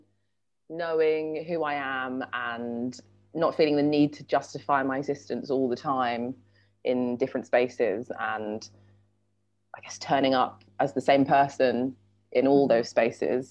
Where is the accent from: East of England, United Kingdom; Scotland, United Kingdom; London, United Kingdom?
London, United Kingdom; we grew up in a very white suburb of London, Sutton, which is kind of near Croydon